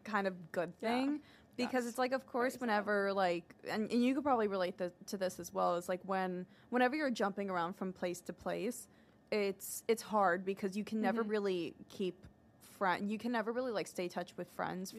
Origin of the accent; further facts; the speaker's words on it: Leinster, Ireland; I grew up in Dublin County, but I grew up in like a small town that was 20-30 minutes outside of Dublin City.